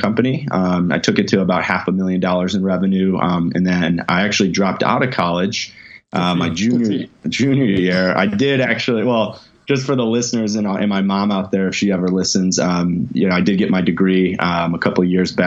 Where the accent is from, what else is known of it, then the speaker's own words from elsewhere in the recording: Chicago, Illinois, United States; I grew up actually in Chicago, so I'm a Midwesterner.